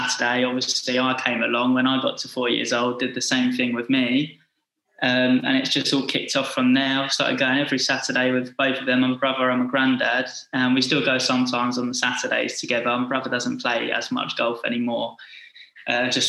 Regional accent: Essex, East of England, United Kingdom; moved away as an adult; also born or lived in North Carolina / Florida; I'm from Essex

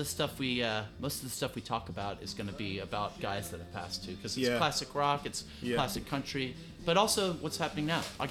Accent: Connecticut, United States; also born or lived in Texas / Austin, Texas; now in Sheffield, United Kingdom; I grew up in Connecticut.

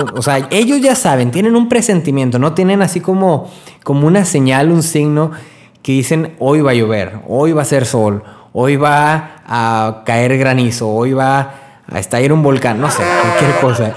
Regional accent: Río Bravo, Tamaulipas, Mexico; Estoy viviendo en Río Bravo, de donde soy, Río Bravo, Tamaulipas

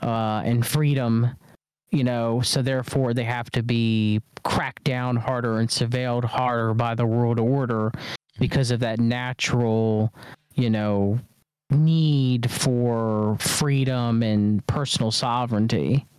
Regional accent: United States; as an American citizen

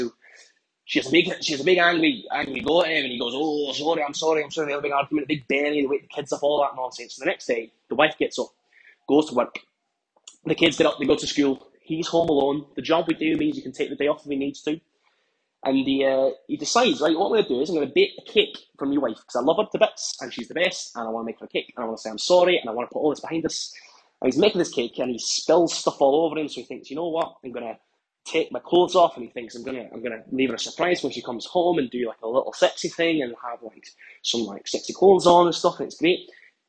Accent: Scotland, United Kingdom; now in London, United Kingdom; I'm from Scotland, but actually, I'm working in London right now for work. Right. So I've been here for about 6 months.

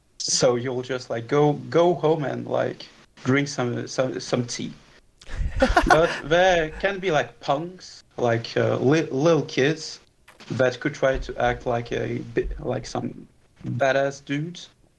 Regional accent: France; English is a second language; So, as you've said, I'm from France, although that's a little bit of a stretch because I'm literally from everywhere. Like, my mother is Russian, although she's not really Russian. My father is from France, but his grandfather is from fucking Brazil.

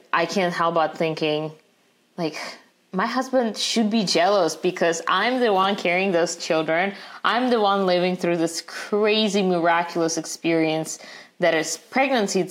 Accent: Russia; now in United States; growing up in Russia

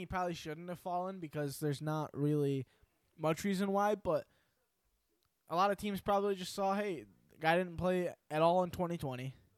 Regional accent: New York, United States; We're from New York.

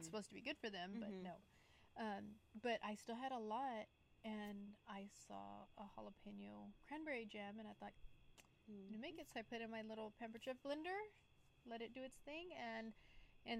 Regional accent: West Texas, United States; moved away; I'm from West Texas, so things that we do are a bit different

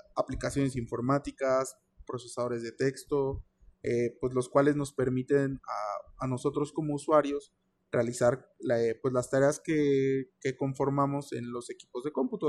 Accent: Querétaro, Mexico; yo vivo en Querétaro, nací en Querétaro

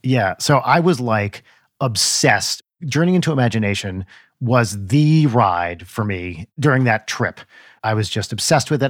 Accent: New Jersey, United States; I'm in my mid-forties, and I grew up in North Jersey in the eighties

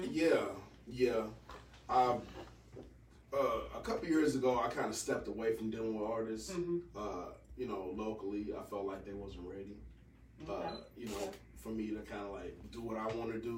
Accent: Gary, Indiana, United States; moved away; Originally, I'm from Gary.

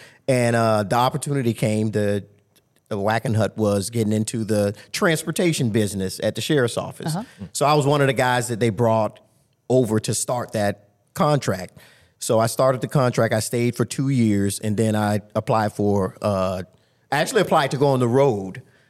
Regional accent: Tampa, Florida, United States; No, I was born and raised in Tampa, Florida.

